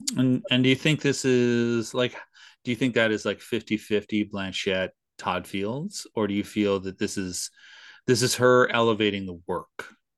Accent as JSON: {"language": "English", "country": "Canada", "said": "we've lived with her pretty much our entire lives being Canadian"}